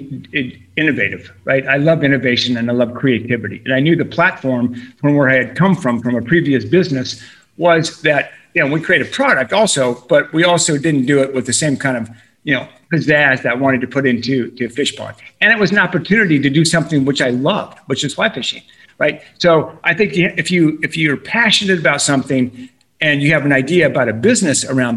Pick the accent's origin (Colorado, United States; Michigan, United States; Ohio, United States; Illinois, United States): Colorado, United States; Boulder; also born or lived in California; I'm born and raised in Boulder, you know, so I'm a Colorado boy